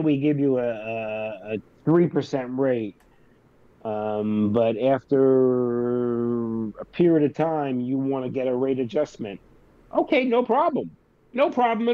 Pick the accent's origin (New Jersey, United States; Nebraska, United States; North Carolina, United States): New Jersey, United States; I'm from Jersey